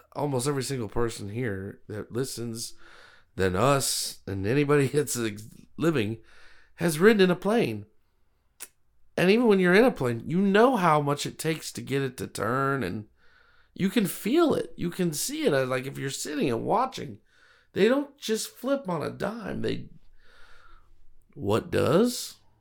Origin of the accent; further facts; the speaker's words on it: Broward County, South Florida, United States; I, as a child, I grew up in Broward County, so Miami-Dade, Broward County, South Florida, I know it pretty well